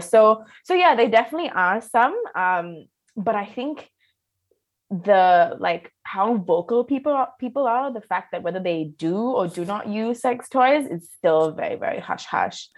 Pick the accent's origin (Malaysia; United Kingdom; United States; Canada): Malaysia; I grew up in Malaysia